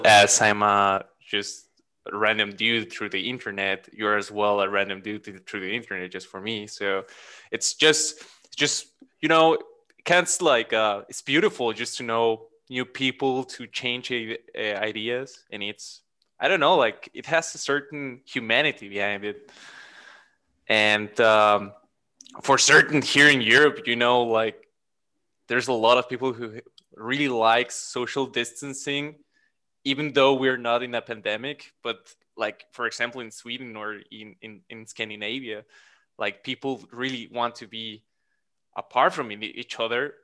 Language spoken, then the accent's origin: English; Mexico; now in Germany; I come from Latin America